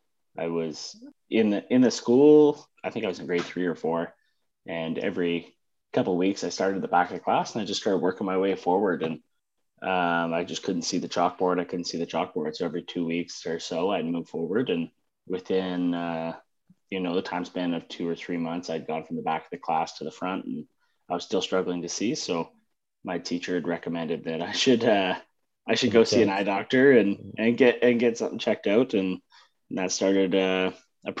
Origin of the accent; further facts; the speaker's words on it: Northern Ontario, Canada; I grew up in Northern Ontario, so it's winter for a fair amount of the year